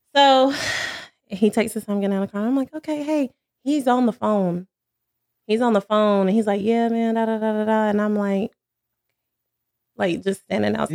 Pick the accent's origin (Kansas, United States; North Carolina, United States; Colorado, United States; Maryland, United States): North Carolina, United States; Cherryville; now in Charlotte, United States; I'm from Cherryville, North Carolina